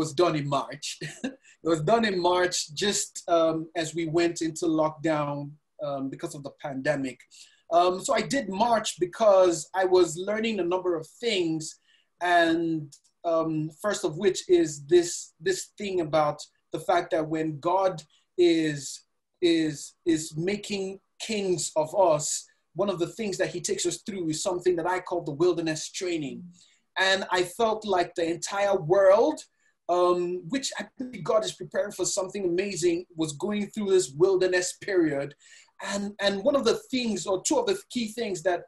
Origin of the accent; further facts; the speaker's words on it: Nigeria; also born or lived in Lagos, Nigeria; I'm Nigerian. I live in Lagos, Nigeria